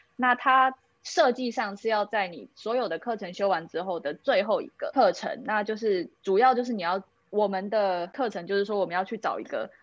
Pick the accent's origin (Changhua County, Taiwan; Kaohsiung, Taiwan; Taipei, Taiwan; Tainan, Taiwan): Taipei, Taiwan; moved away as an adult; now in Helsinki, Finland; 因为我算是土生土长的台北人